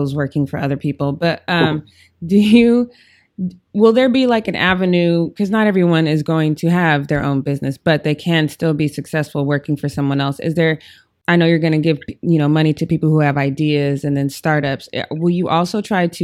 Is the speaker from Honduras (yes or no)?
no; Denver, Colorado, United States; my hometown of Denver